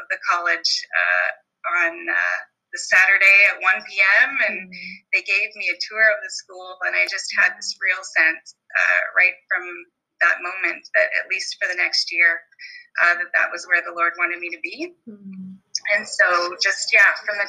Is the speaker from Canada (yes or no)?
yes; Brantford, Ontario, Canada; I was born in Brantford, Ontario, which is the home of Wayne Gretzky